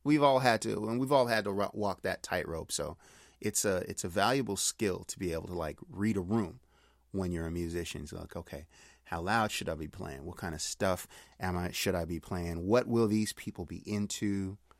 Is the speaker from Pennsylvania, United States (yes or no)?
yes; Pittsburgh, Pennsylvania, United States; now in Long Beach, United States; I'm from Pittsburgh, currently living in Long Beach, California